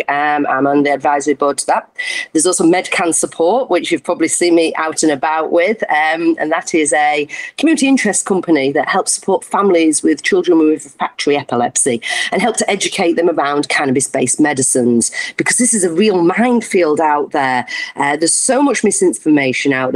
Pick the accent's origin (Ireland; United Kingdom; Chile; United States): United Kingdom; Sheffield, Yorkshire and the Humber; I'm from Sheffield.